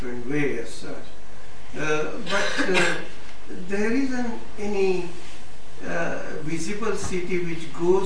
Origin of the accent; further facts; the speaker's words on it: Mumbai, Maharashtra, India; moved away; I was born in Bombay, so I know intimately some of the Dharavis and all